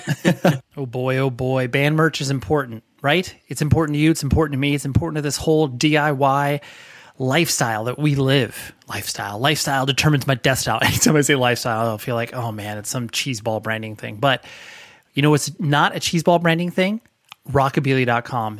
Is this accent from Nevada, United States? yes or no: yes; Las Vegas, Nevada, United States; I was born in Vegas